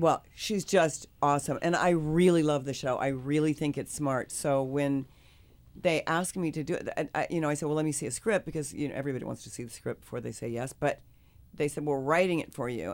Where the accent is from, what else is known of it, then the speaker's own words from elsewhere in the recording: Kansas, United States; I'm from the Midwest. I'm from Kansas